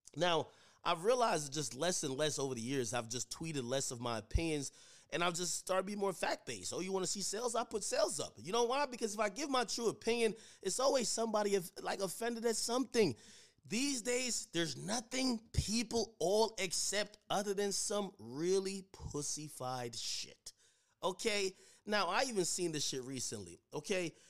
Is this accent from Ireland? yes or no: no; Jamaica; now in United States; I grew up in Jamaica. You know, I came over here to United States